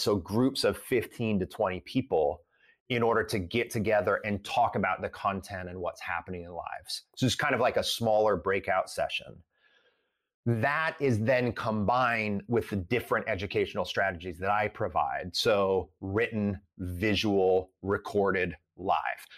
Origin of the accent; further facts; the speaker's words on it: Sylvania, Ohio, United States; I grew up in a suburb of Toledo, Ohio called Sylvania